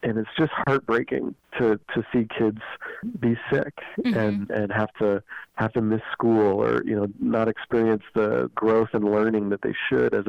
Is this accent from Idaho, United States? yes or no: yes; Idaho, United States; I grew up here in Idaho.